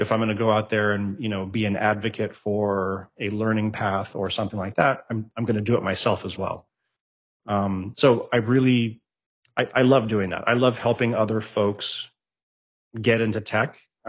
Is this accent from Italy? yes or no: no; Germany; English is a second language; moved away as an adult; also born or lived in Japan / Greece; now in United States; The first time I moved to the States was when I was 18 years old. I was born in Japan. I was raised in Germany. My mother's a Greek national. So we spent a lot of time in Greece.